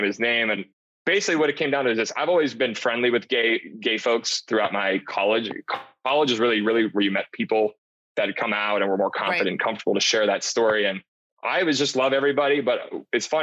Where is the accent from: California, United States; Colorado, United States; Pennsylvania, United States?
Pennsylvania, United States; Pittsburgh; growing up in Pittsburgh